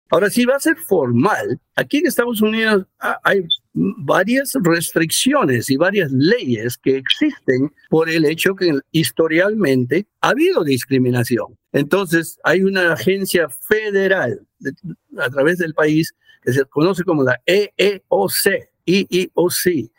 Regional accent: Peru; now in United States; en Perú, de donde yo soy

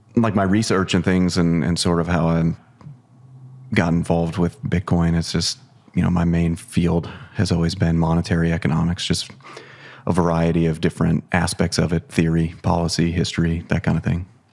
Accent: Ohio, United States; I grew up in Ohio

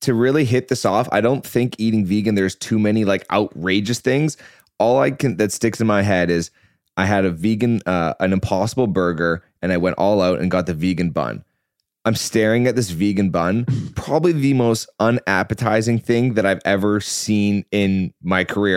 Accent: Vancouver, British Columbia, Canada; I'm from Vancouver

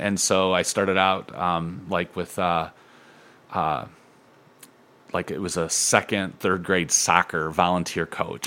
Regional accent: Toledo, Ohio, United States; I grew up in Point Place

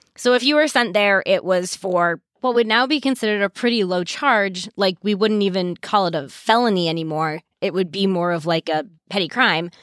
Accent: Maine, United States; I grew up in Maine

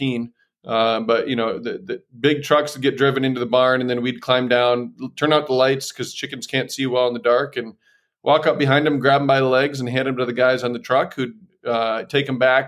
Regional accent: Decorah, Iowa, United States; also born or lived in Rhode Island; I was born and raised in Decorah, Iowa

